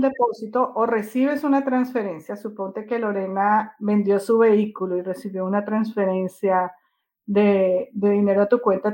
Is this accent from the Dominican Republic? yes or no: yes; Dominican Republic; al nivel de nosotros como República Dominicana o como país tercermundista